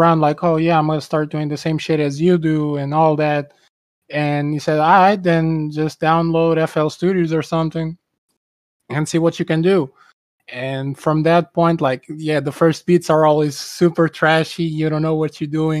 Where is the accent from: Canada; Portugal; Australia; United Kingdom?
Portugal; I'm from Portugal.